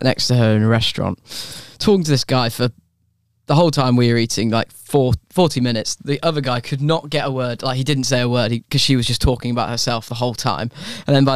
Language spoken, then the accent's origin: English; England, United Kingdom; I'm an English person there as well